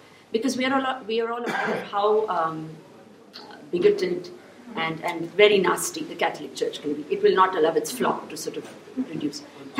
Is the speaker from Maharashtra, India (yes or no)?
no; Bangalore, Karnataka, India; I'm basically from Bangalore